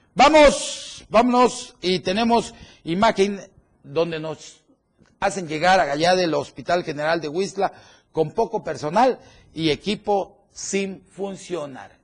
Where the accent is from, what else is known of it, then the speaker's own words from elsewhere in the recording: Chiapas, Mexico; como chiapaneco y como mexicano